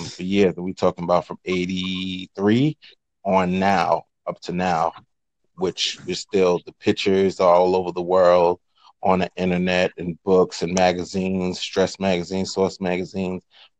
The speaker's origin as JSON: {"language": "English", "town": "Brooklyn", "region": "New York", "country": "United States", "said": "I'm from Brooklyn, New York, and my brand is the Low Life brand."}